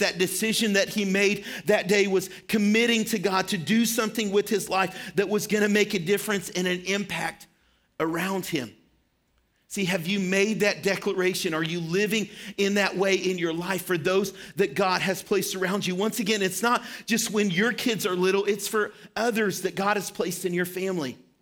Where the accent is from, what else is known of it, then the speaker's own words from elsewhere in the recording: Shirley, Arkansas, United States; moved away; I grew up in Arkansas for, um, a part of my life.